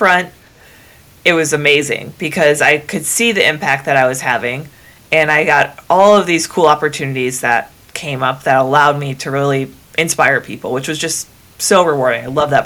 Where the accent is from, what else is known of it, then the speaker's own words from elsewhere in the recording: Northern Wisconsin, United States; I'm from Northern Wisconsin, which is practically Canada.